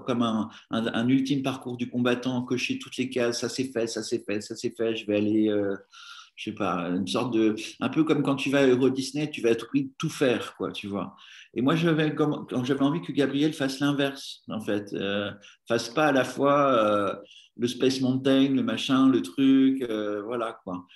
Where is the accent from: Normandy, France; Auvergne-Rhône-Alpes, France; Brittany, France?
Normandy, France; now in Paris, France; j'étais originaire de Normandie